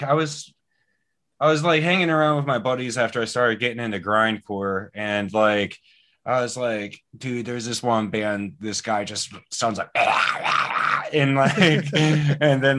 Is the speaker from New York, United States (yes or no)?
no; Ambridge, Pennsylvania, United States; I grew up in Ambridge, Pennsylvania